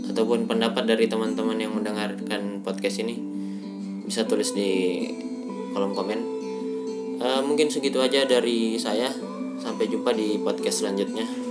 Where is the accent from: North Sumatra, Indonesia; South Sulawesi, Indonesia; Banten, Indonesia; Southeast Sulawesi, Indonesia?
South Sulawesi, Indonesia; Makassar; now in Bandung, Indonesia; cara bicara saya agak aneh uh, itu karena saya orang Makassar uh, saya orang Makassar yang tinggal di Bandung